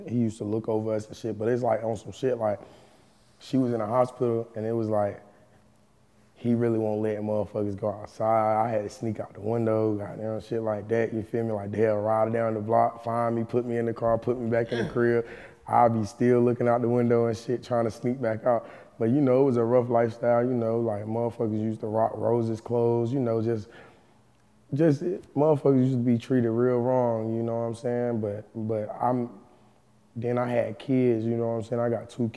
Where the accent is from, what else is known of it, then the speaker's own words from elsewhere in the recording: Roxboro, North Carolina, United States; I'm from Roxborough, North Carolina, small town, North Carolina